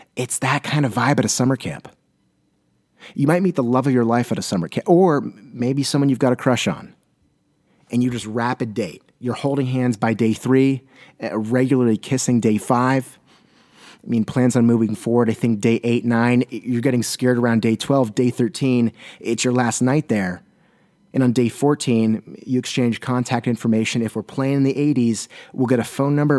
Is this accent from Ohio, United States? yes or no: no; Southern California, United States; now in Portland, United States; I hail from Southern California